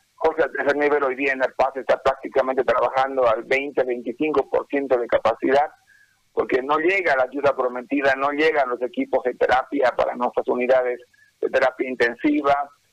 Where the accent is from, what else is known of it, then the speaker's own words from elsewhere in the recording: Bolivia; que tenemos como pueblo, como bolivianos